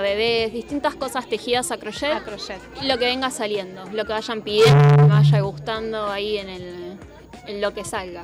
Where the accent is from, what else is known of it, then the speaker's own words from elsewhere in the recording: Pilar, Buenos Aires Province, Argentina; Soy de presidente de ERC y de Pilar, así que estoy bastante cerquita de acá